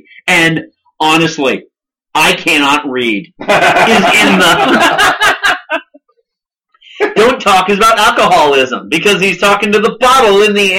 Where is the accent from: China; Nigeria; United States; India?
United States; Boston, Massachusetts; We're from Boston.